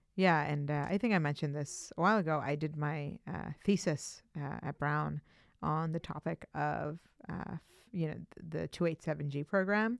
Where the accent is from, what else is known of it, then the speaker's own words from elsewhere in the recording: Pakistan; now in Cambridge, United States; I was born in Pakistan, but my dad is from India and he's an Indian Muslim